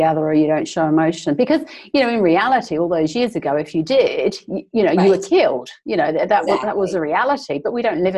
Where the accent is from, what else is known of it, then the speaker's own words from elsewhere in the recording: England, United Kingdom; now in New Zealand; originally I'm from England, but I live in New Zealand